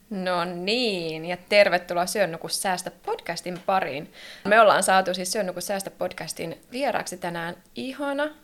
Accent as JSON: {"language": "Finnish", "area": "Eastern Finland", "region": "Savo", "country": "Finland", "said": "mä tuun enemmän tuolta Itä-Suomen puolelta. Mä oon ihan sellainen savolainen"}